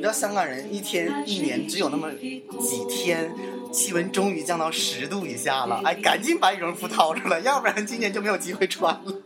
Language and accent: Chinese; Northeast China, China; accent: Northeastern (Dongbei) dialect; 这土豆子是我们东北话